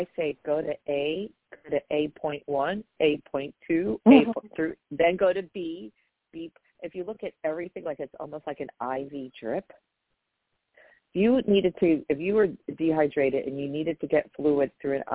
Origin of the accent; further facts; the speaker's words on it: New York, United States; I'm from New York